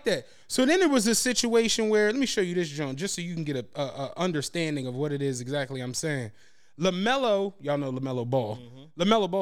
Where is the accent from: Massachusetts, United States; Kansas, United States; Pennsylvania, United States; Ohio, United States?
Pennsylvania, United States; Philadelphia; I'm from Philadelphia